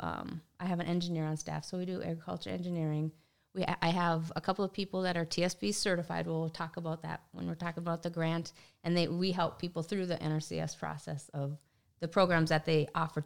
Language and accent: English; Willmar, Minnesota, United States; I'm from Wilmer, Minnesota area